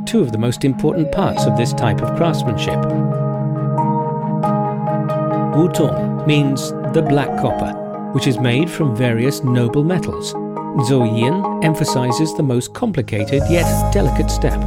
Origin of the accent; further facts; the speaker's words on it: Bangladesh; from Bangladesh